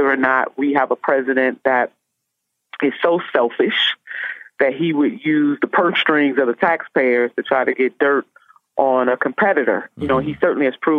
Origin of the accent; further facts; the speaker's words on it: Ohio, United States; I'm from Ohio